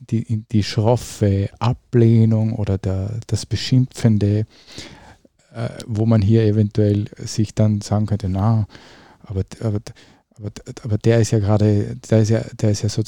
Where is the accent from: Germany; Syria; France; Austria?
Austria; Upper Austria; in Oberösterreich, in dem Dorf, in dem ich aufgewachsen bin